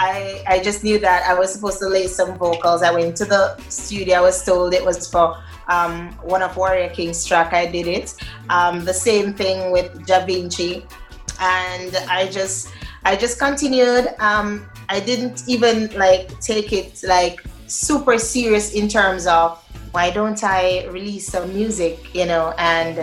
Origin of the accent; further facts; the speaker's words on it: Linstead, Saint Catherine, Jamaica; I was born in Linstead. Linstead, St. Catherine, yes.